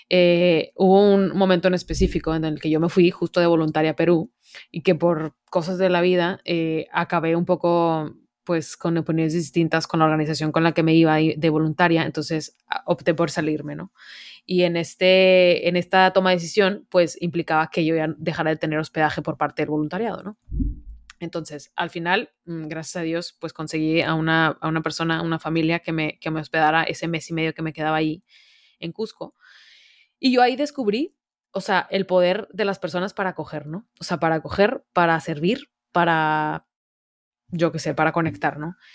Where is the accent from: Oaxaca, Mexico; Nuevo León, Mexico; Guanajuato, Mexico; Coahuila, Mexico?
Nuevo León, Mexico; Monterrey; que yo no sé si ya lo notaron en mi voz, pero soy de Monterrey, hecha y derecha.